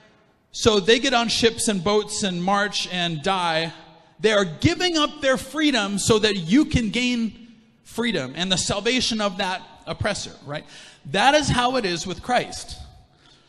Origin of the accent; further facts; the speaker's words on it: Canada; I'm like a 1, 2, 3, third generation Canadian